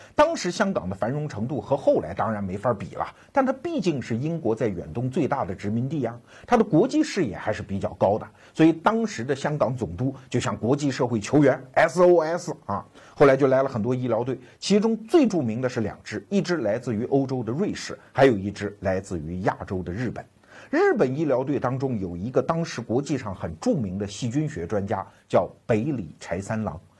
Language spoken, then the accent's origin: Chinese; China; 我们中国人都知道